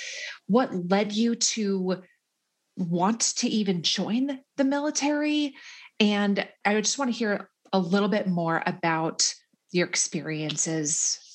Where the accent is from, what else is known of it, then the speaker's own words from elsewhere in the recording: Minnesota, United States; welcome to the … Says So podcast. It's always nice to chat with a fellow Minnesotan.